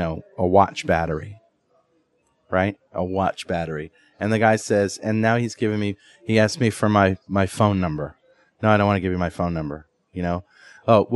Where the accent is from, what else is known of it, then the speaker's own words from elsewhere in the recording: United States; as an American consumer